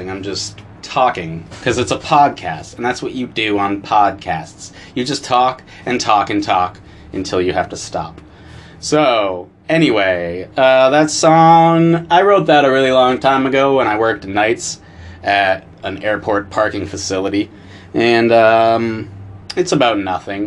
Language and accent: English; Essex Junction, Vermont, United States; as this little white kid growing up in Essex Junction, Vermont